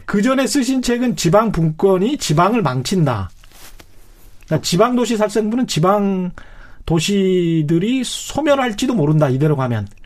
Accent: Yeosu, South Jeolla, South Korea; 제 고향이 여수인데요

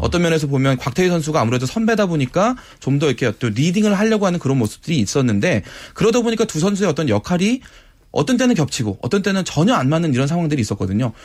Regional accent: South Korea; 저도 한국인이라서

